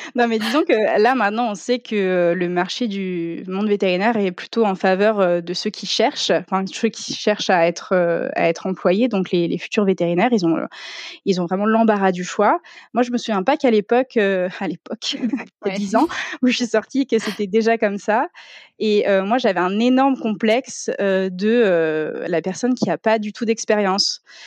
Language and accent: French; Ardennes, Grand Est, France; moved away as an adult; also born or lived in Reims / Paris; moi je viens de l'Est